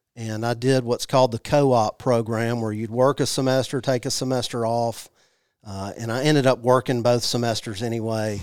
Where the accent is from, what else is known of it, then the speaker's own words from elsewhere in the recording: Jackson, Mississippi, United States; I grew up in Jackson, Missi-, Mississippi.